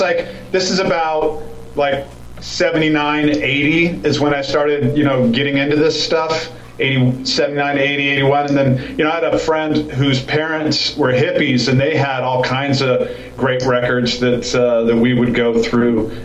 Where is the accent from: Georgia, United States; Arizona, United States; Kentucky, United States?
Arizona, United States; Phoenix; I grew up in Phoenix